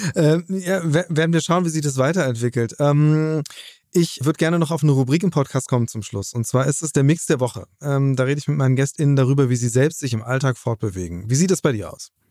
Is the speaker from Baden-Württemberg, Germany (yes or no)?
no; Hamburg, Germany; meine Heimatstadt Hamburg